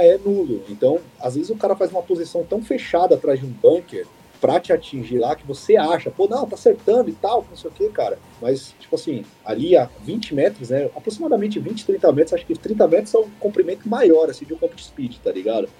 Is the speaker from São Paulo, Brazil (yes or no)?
yes; São Paulo, Brazil; eu sou aqui de Sampa